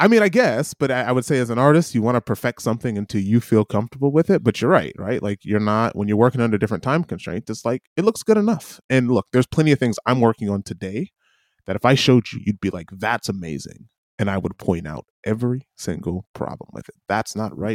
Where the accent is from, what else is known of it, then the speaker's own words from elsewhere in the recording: United States; moved away as an adult; now in New Zealand; as an American